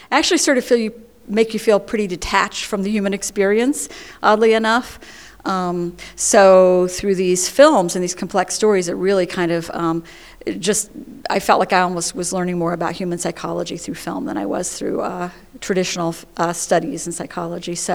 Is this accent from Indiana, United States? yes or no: yes; Indianapolis, Indiana, United States; moved away as an adult; now in Chicago, United States; I'm actually originally from Indianapolis, and I came here to go to film